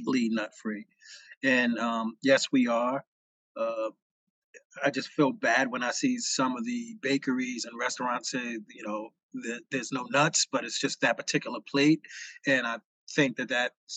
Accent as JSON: {"language": "English", "region": "New Jersey", "country": "United States", "tie": "born or raised there", "also_born_or_lived": "New York", "said": "I grew up in Jersey."}